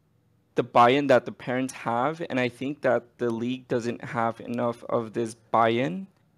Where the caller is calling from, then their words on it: Los Angeles, California, United States; So I'm actually here in LA, like super close to the Riot Studios.